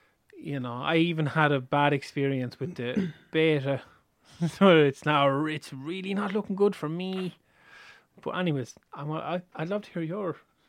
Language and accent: English; Ireland; we're 2 Irish lads